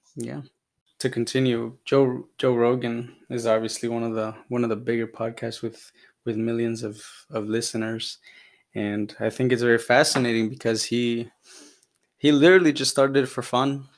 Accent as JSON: {"language": "English", "country": "Honduras", "tie": "born or raised there", "moved": "yes", "lives_now": "United States", "said": "I'm from Honduras, originally born there, migrated to the U S in two thousand five"}